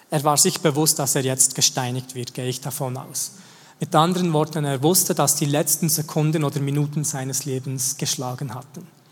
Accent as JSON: {"language": "German", "area": "the same region as Schönbühl", "region": "Bern", "country": "Switzerland", "tie": "born or raised there", "said": "Und wir sind in der gleichen Region aufgewachsen"}